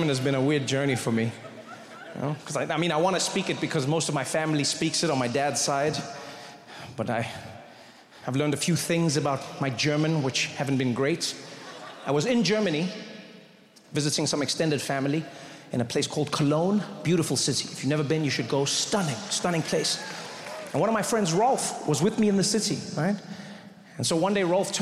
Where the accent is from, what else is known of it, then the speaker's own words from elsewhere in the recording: South Africa; I grew up in South Africa